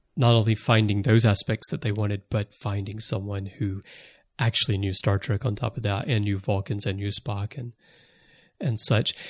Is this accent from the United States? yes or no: yes; United States; moved away as an adult; now in Japan; I'm American, but I've lived most of my adult life in Japan